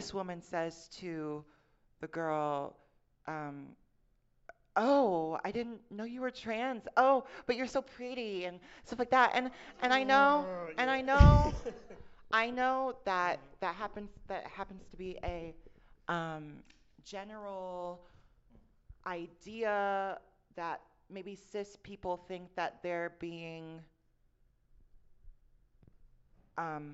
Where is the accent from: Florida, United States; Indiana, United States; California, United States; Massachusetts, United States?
Indiana, United States; Fort Wayne; I'm from Mike Pence country. I'm from Fort Wayne, Indiana